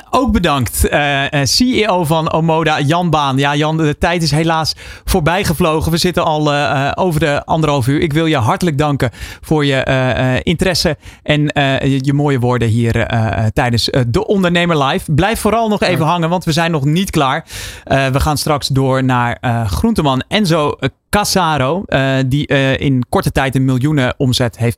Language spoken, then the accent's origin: Dutch; Netherlands; Zijn wij als Nederlanders daar